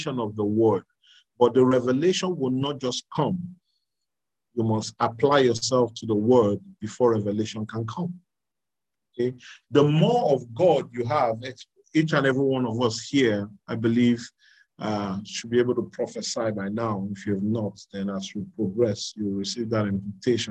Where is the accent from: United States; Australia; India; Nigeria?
Nigeria; I was born in Nigeria, I grew up here. The reason why I speak with this accent is because this is what I'm around